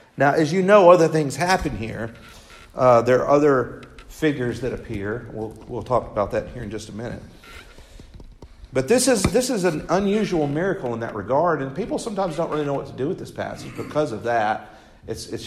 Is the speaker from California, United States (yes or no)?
no; West Tennessee, United States; I was raised in West Tennessee